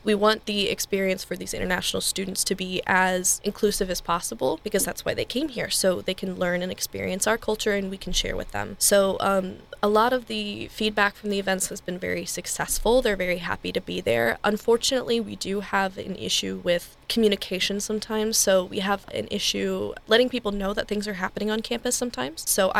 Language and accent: English; St. Louis, Missouri, United States; I grew up in St. Louis